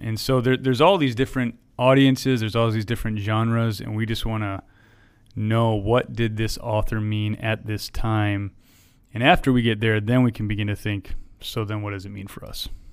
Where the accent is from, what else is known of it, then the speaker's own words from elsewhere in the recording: Wisconsin, United States; moved away; I'm from Wisconsin